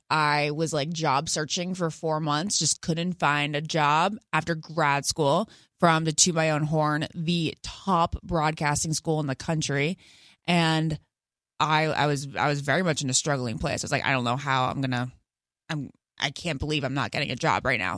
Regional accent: Great Falls, Virginia, United States; I'm from Northern Virginia

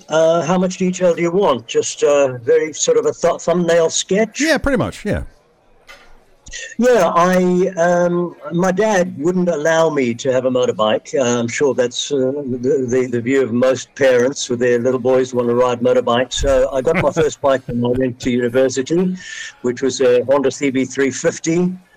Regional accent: South Africa; moved away as an adult; now in Manchester, United Kingdom; you probably hear from my accent that it's not a normal British accent. Um, so I was born in South Africa and uh, spent uh, the first 46 years of my life in South Africa.

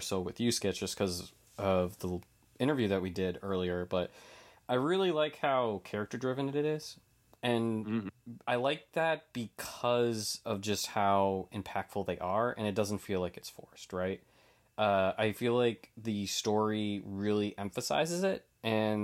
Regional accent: New England, United States; I'm from New England

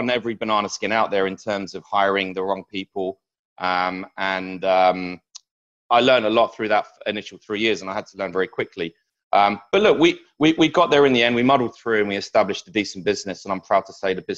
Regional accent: United Kingdom; moved away as an adult; also born or lived in Singapore; now in Malaysia; I like to introduce myself as a British guy in Malaysia.

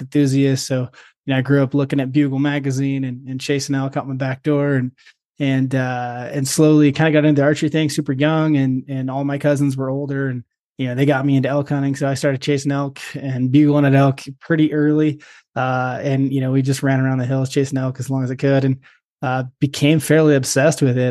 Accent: Perrydale, Oregon, United States; my family's got a small grass seed farm, and uh, out in, uh, Perrydale, Oregon

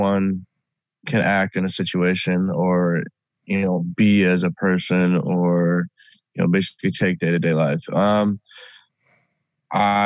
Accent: United States; I'm an American

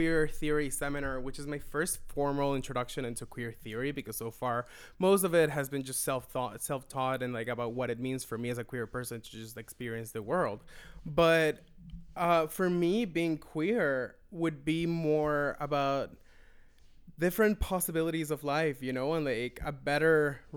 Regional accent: Venezuela; moved away as an adult; now in Toronto, Canada; I am originally from Venezuela. I've been living in Toronto for 7.5 years

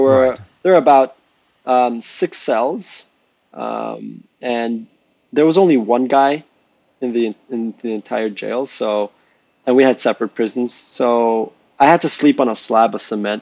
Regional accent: Jamaica; moved away; I'm Jamaican

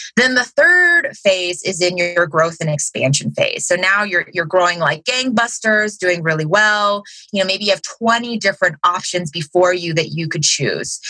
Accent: Cincinnati, Ohio, United States; I'm from Cincinnati, Ohio.

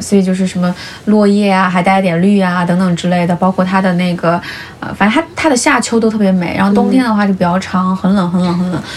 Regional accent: Sichuan, China; moved away; also born or lived in Paris / Sweden; 我小时候在跟爷爷奶奶长大，爷爷奶奶是就是 嗯，就四川特别老那辈就不愿意离开农村那种

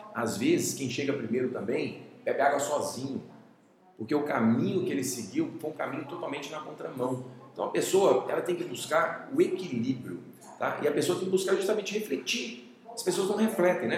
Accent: Cuiabá, Mato Grosso, Brazil; moved away as an adult; also born or lived in Bom Despacho, Minas Gerais, Brazil; now in Belo Horizonte, Brazil; eu nasci em Minas, né? Morei até aos 10 anos de idade em Bom Despacho, Minas Gerais, só que mudei para Cuiabá em 90, né? E lá fiquei 20 anos

